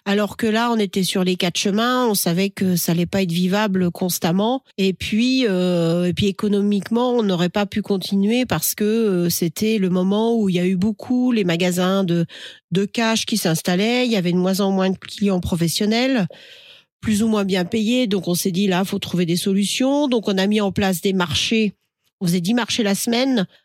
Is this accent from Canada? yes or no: no; the West, western France, France; je viens de l'Ouest, hein, parce que j'ai été élevé au camembert